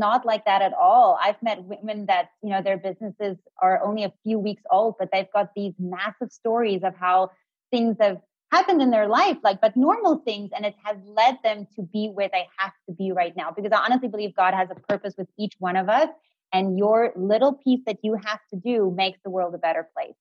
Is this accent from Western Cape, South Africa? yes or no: yes; Cape Town, Western Cape, South Africa; I'm from Cape Town